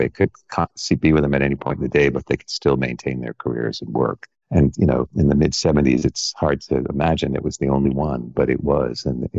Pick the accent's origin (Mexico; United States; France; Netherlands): United States; New York; I did. I grew up on Long Island, outside of New York City.